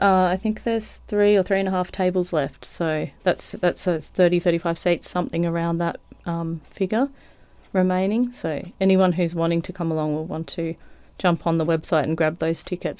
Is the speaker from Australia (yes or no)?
yes; Australia; I mean, my experience is obviously being an Australian woman and a white woman